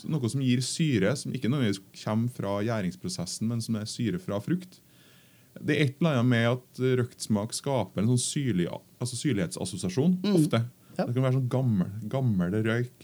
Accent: Trøndelag, Norway; Jeg kommer fra Trøndelag

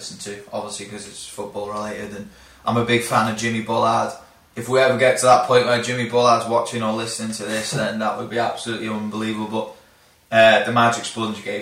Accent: Flint, Wales, United Kingdom; now in Australia; I'm from Flint

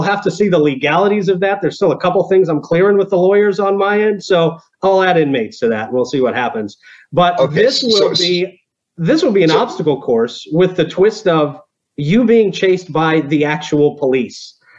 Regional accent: Florida, United States; growing up in Florida

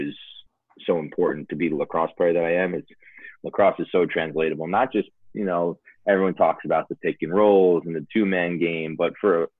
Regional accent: Smithtown, New York, United States; also born or lived in Commack; Since I moved from Colmac to Smithtown

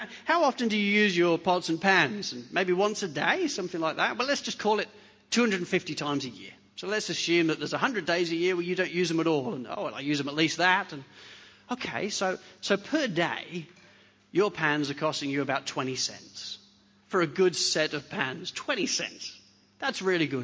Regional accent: England, United Kingdom; now in Hornsby, Australia; I'm English

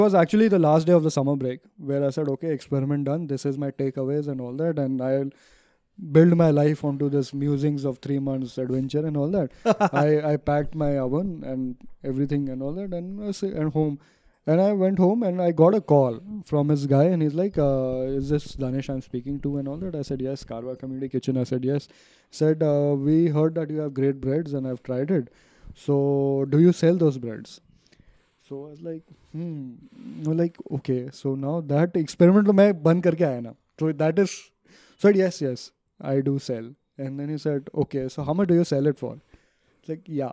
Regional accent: Ajmer, Rajasthan, India; I come from Ajmer, Rajasthan

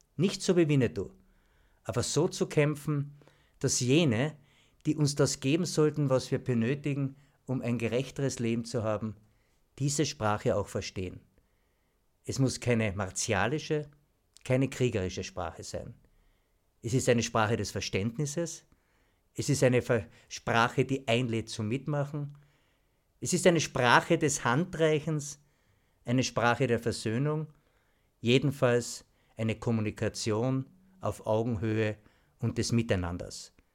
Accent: Klagenfurt, Carinthia, Austria; Ich bin in Weidmersdorf am Baumbachplatz aufgewachsen

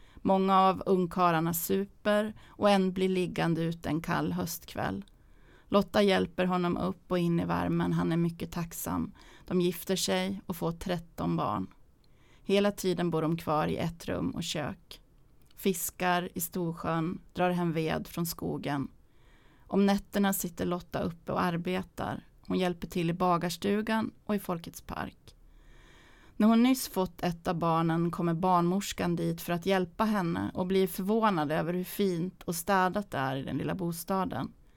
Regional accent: Sandviken, Gävleborg County, Sweden; min uppväxt i Sandviken

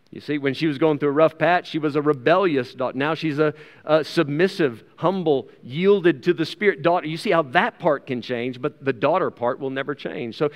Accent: South Africa; As a South African citizen, this comes with certain rights and privileges that are not afforded, uh, afforded to outsiders and to foreigners.

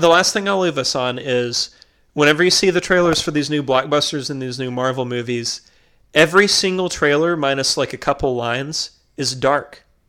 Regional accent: McMinnville, Tennessee, United States; now in North Carolina, United States; people I grew up with in McMinnville

